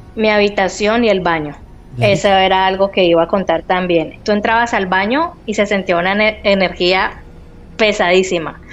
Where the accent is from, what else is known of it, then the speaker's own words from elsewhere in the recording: Cali, Valle del Cauca, Colombia; moved away as an adult; now in Spain; yo soy de Colombia, eh, soy de una ciudad que se llama Cali